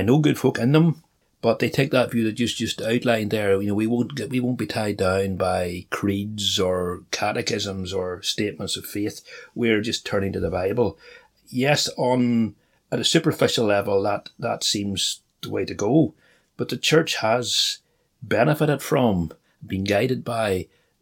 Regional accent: North Antrim, Northern Ireland, United Kingdom; I grew up in North Antrim

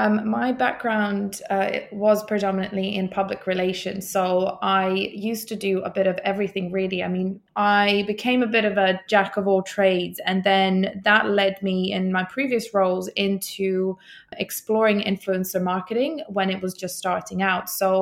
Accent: Bosnia & Herzegovina; also born or lived in Iceland; I'm not actually Icelandic. I am actually from Bosnia, but Iceland is one of my three or four homes now. And I lived there for 4 years.

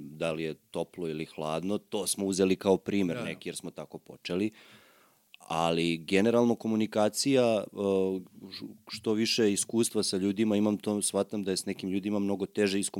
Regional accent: Serbia

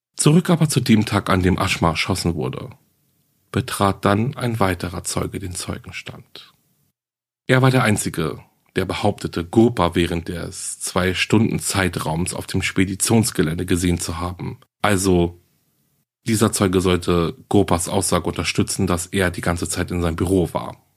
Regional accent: Germany; hier bei uns in Deutschland

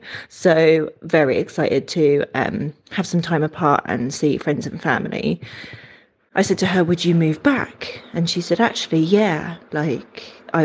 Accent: England, United Kingdom; moved away as an adult; now in Melbourne, Australia; I am originally from England and I live in Australia

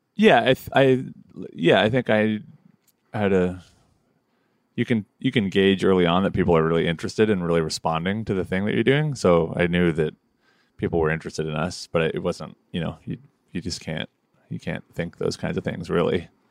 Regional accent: Toronto, Ontario, Canada; moved away; also born or lived in Montreal; I grew up like deeply entrenched in the folk scene in Toronto

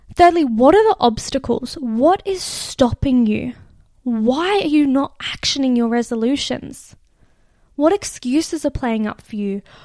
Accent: Australia; accent: Australian; my Australian accent

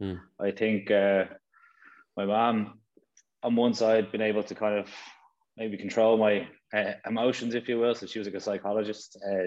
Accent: Castleknock, Leinster, Ireland; Yeah, it was great. Great place to grow up. It was a lot smaller than it is now, I suppose.

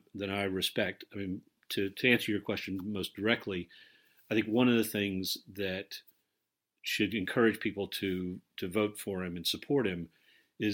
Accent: United States; now in London, United Kingdom; as an American living abroad

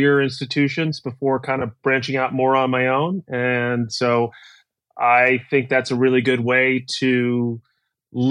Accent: New York City, New York, United States; moved away as an adult; also born or lived in Texas / Kentucky; I'm originally from New York City, where I still live today, although spent about a decade in between in the middle of the country.

